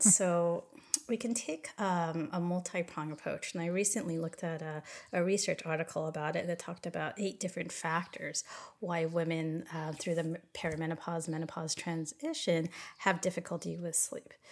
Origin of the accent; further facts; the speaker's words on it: California, United States; moved away as an adult; now in Hawaii, United States; I moved from California, where I'm originally born and raised, to Hawaii about seven years ago